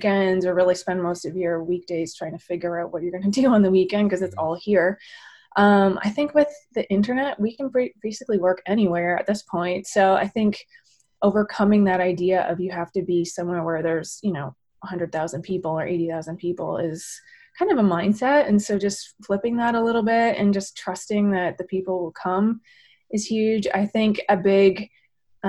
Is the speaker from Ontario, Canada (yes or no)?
yes; Maynooth, Ontario, Canada; moved away as an adult; also born or lived in Oregon / British Columbia; I grew up in the Maynooth area on a dairy farm with my grandparents